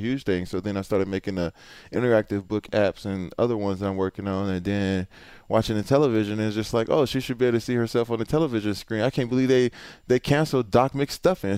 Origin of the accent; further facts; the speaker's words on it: Houston, Texas, United States; I'm from Houston